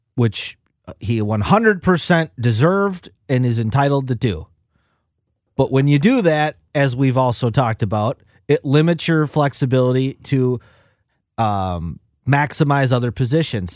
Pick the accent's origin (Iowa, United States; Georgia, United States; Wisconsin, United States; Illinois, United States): Wisconsin, United States; I grew up in Wisconsin